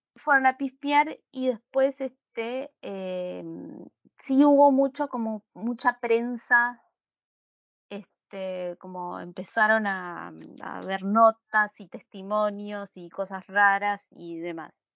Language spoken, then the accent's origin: Spanish; Buenos Aires, Argentina; nací en Buenos Aires hace 30 años